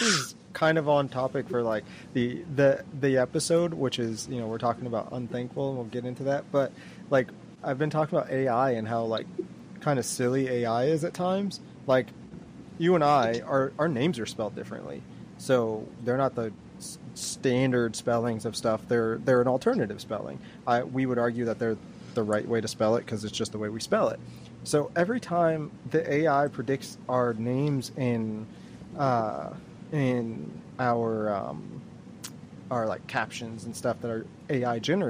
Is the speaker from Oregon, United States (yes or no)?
no; Maryland, United States; moved away; I grew up in Maryland, so I'm used to seeing them